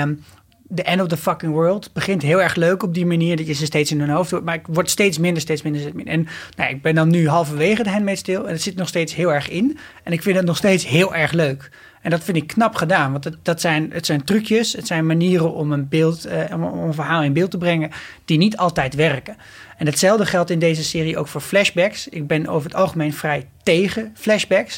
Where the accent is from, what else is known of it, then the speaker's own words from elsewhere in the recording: Nieuwegein, Utrecht, Netherlands; ik kom ook gewoon uit Nieuwegein